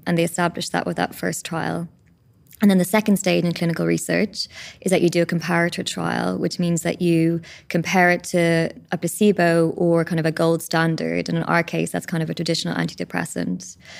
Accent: Ireland; as an Irish country, we have our own spirituality.

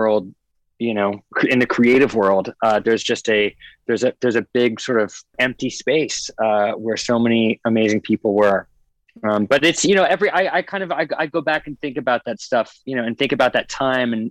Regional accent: a tiny island in the Northwest, Pacific Northwest, United States; also born or lived in Arizona; I was born in Arizona and then went up to a very tiny island in the Northwest with my parents that had about 3,000 people on it

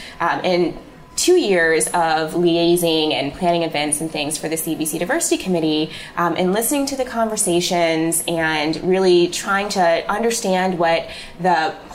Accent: Midwest, United States; now in New York, United States; but I'm from the Midwest, and everybody told me that publishing was in New York, and so I had to get there.

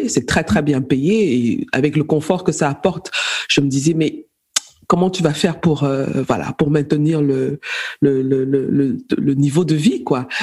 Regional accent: Cameroon; moved away as an adult; now in Berlin, Germany; Je suis camerounaise, d'origine camerounaise, de nationalité allemande. Je vis en, en Allemagne, à Berlin, où j'ai fait mes études en informatique technique

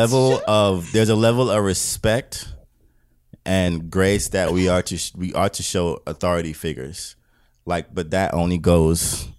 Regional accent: British Virgin Islands; moved away; I'm an immigrant, right? Mm. Okay. From where? I'm from the British Virgin Islands.

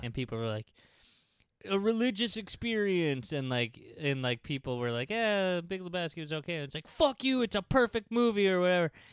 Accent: New York City, New York, United States; here to my hometown

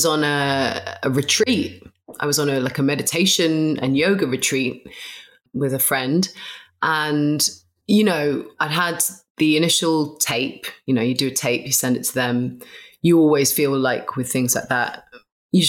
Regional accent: London, United Kingdom; I grew up in London

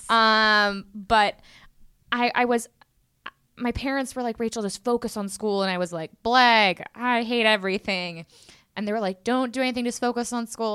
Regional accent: Houston, Texas, United States; now in New York City, United States; I'm originally from Houston, Texas, H Town

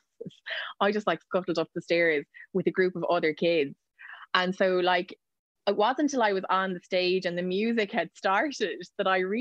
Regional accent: Waterford, Munster, Ireland; also born or lived in West Cork; I grew up in Waterford

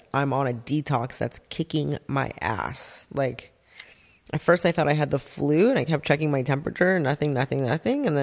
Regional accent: Santa Monica, California, United States; also born or lived in North Hollywood; now in Agoura Hills, United States; I grew up in Santa Monica, LA area

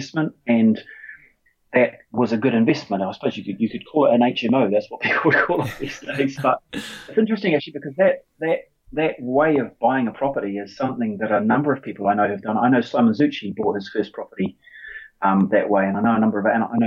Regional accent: New Zealand; moved away as an adult; now in United Kingdom; I grew up in New Zealand, so I feel very much like my roots are in New Zealand

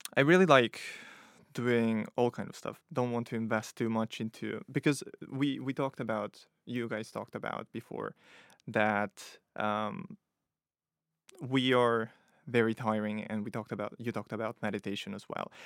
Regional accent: Italy; moved away as an adult; also born or lived in Ukraine / Nottingham; now in London, United Kingdom; I'm from Italy, but originally from Ukraine

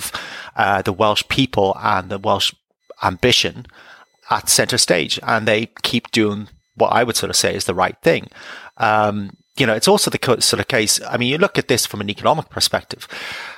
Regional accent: Ireland; moved away; I'm Irish. I'm from the Republic of Ireland. And, you know, I grew up in a, you know, different period.

